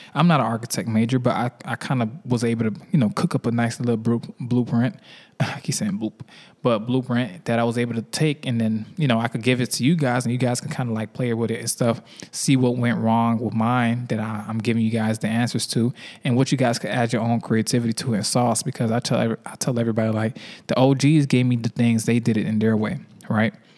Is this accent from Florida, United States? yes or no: yes; Miami, Florida, United States; now in Atlanta, United States; I'm from Miami